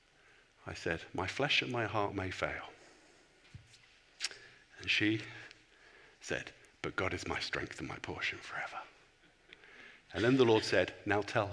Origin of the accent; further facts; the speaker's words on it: England, United Kingdom; I'm a pastor, and I'm from England